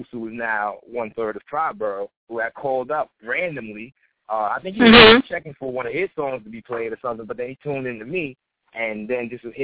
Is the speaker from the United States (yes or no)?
yes; Queens, New York, United States; You know, just because he's from the Bronx, I'm from Queens, and then everybody that knows hip hop well knows that the Bronx and Queens had a lot of beef back in the day with hip hop.